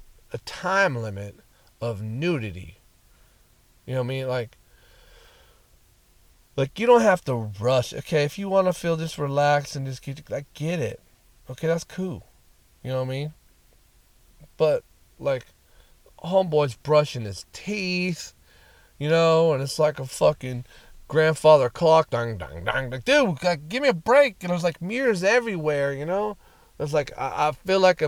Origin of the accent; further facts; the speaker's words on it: Fresno, California, United States; moved away as an adult; also born or lived in Bay Area, California; my hometown, Clovis/Fresno/Sanger/Madera, whatever you want to call it